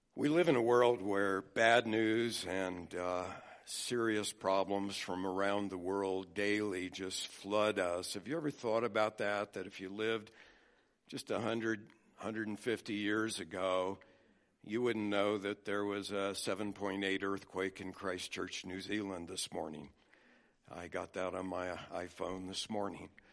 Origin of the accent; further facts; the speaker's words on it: United States; I was born in America as a white male